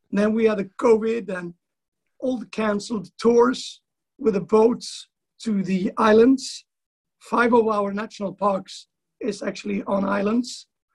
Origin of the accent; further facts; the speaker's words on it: west coast of Sweden, Sweden; now in East Coast, Sweden; I'm living on the East Coast, but I'm from the West Coast